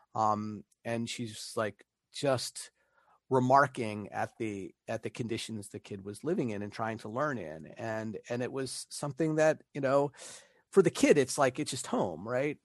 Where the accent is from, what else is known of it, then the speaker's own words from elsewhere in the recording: Pittsburgh, Pennsylvania, United States; moved away; also born or lived in Italy; back home, back to Pittsburgh